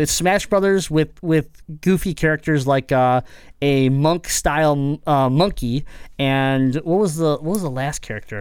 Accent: Detroit, Michigan, United States; we're from Michigan, we're Metro Detroit area

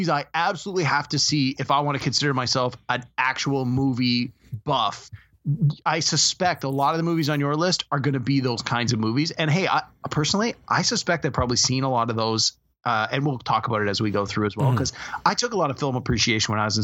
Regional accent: Canada; as a Canadian

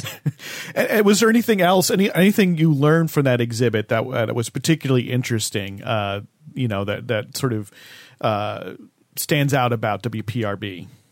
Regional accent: New Jersey, United States; my home state. where I grew up, New Jersey

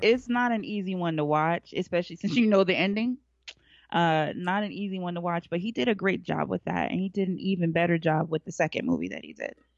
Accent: Alaska, United States; now in Atlanta, United States; I grew up in Alaska

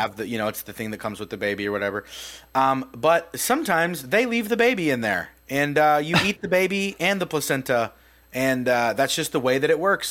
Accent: United States; we grew up in America

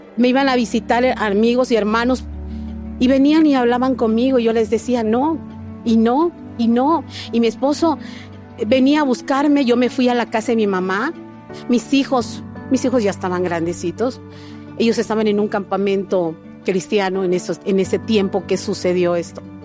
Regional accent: Cozumel, Quintana Roo, Mexico; soy de Cozumel, Quintana Roo

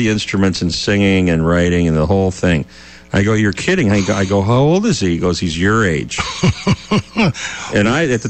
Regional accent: St. Louis Park, Minnesota, United States; I grew up in St. Louis Park, actually, which is the one of the early inner ring suburbs of the Twin Cities on the western side of Minneapolis.

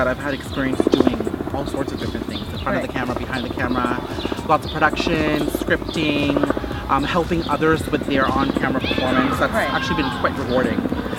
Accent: Brampton, Ontario, Canada; also born or lived in North York, Ontario; I was born in North York and then raised in Brampton.

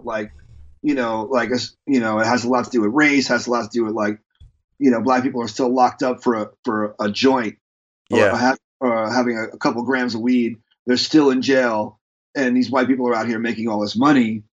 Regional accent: New York, United States; moved away; being a New Yorker

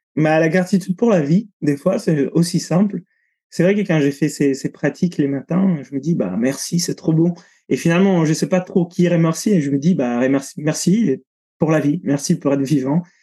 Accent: Italy; moved away; je suis italien, j'ai grandi sous la côte italienne

